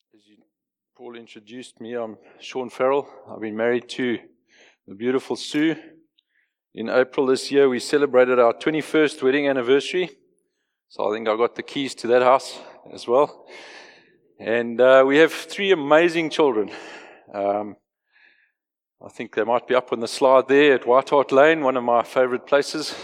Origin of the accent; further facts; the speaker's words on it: Johannesburg, Gauteng, South Africa; moved away as an adult; I grew up in Joburg. I was born, raised, educated, lived, careered in Joburg till I was forty-two.